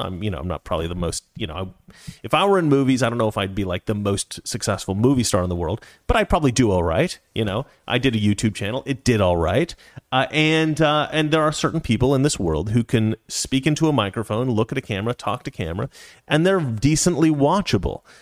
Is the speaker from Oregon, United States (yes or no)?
yes; Oregon, United States; I'm from Oregon.